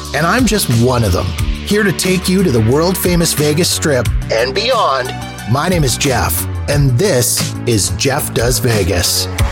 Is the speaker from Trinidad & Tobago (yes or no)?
no; Canada; So here in Canada